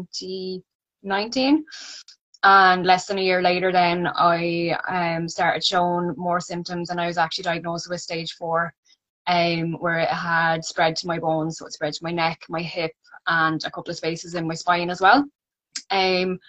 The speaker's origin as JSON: {"language": "English", "town": "Wexford", "region": "Leinster", "country": "Ireland", "said": "I'm from Wexford."}